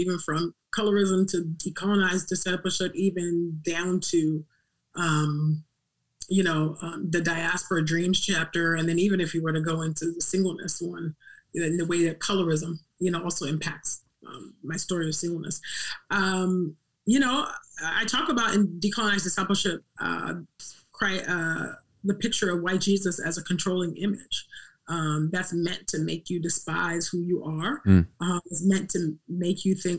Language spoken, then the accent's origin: English; California, United States; as a dark-skinned Black girl growing up in California